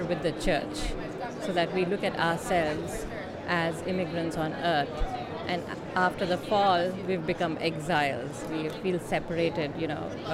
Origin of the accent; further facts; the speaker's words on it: Hyderabad, Telangana, India; moved away as an adult; also born or lived in Nashville, Tennessee; now in San Jose, United States; In Hyderabad, which is in the south of India